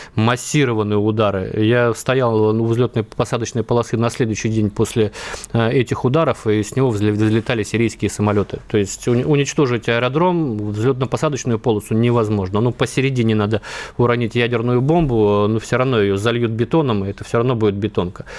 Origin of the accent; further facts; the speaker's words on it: Vladivostok, Primorsky Krai, Russia; Я вырос в Владивостоке, вот все дело детства